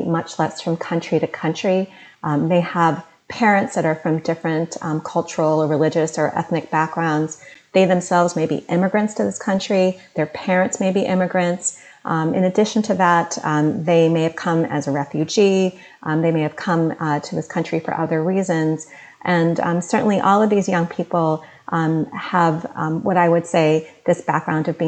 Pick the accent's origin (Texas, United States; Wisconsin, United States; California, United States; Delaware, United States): Delaware, United States; moved away; My parents came from South India, and I was born as an Indian American, and I grew up in Delaware